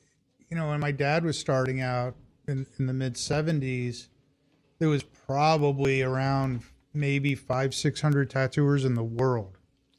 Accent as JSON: {"language": "English", "town": "New York City", "region": "New York", "country": "United States", "tie": "born or raised there"}